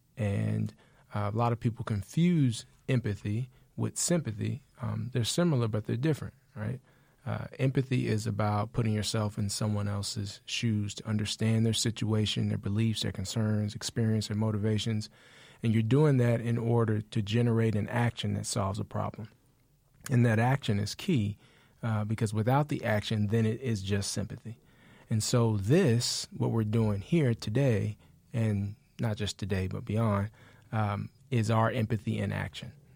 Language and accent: English; Austin, Texas, United States; I am from Austin. We moved here when I was about nine.